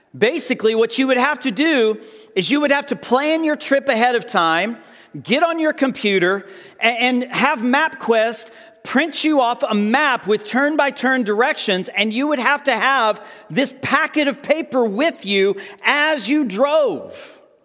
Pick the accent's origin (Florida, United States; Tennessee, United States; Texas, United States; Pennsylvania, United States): Texas, United States; Amarillo; I grew up in the Texas Panhandle around Amarillo